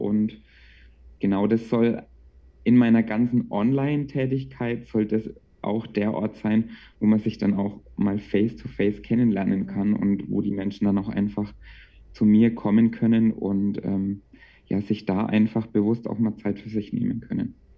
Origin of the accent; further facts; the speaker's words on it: Bamberg, Bavaria, Germany; ich komme aus Bamberg und dort arbeite ich aktuell als Erzieher